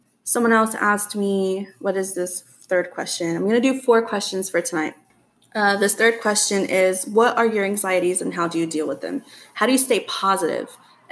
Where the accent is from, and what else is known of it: Texas, United States